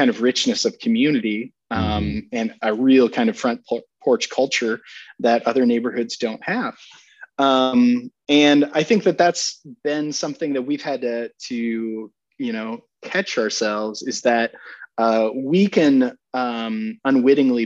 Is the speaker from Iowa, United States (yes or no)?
yes; Sioux Center, Iowa, United States; moved away; I grew up in Northwest Iowa in Sioux Center, Dutch Reform kind of community.